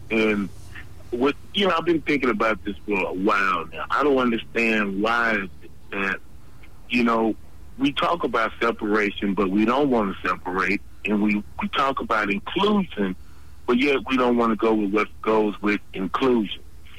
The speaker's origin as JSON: {"language": "English", "country": "United States", "said": "we're not actually from Africa, but we're descendants of Africans. But we yet are American. We're born in America."}